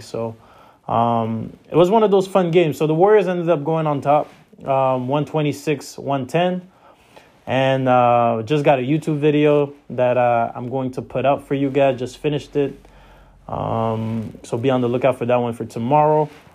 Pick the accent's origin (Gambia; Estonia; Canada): Canada; I'm Canadian